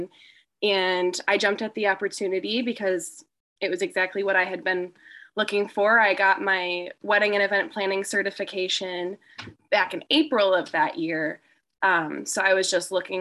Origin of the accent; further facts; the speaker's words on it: Gurnee, Illinois, United States; moved away as an adult; now in Monmouth, United States; I am from Gurnee, Illinois. So I'm from a suburb of Chicago